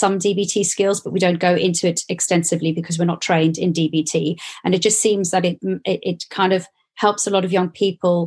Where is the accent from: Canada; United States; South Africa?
South Africa; moved away as an adult; now in United Kingdom; I grew up in South Africa, so it's very different to the UK